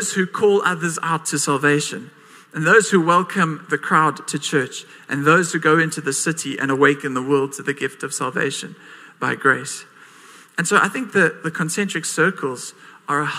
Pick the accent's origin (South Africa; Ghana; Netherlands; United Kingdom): South Africa; Port Elizabeth, Eastern Cape; I was born and raised in PE. I'm still here.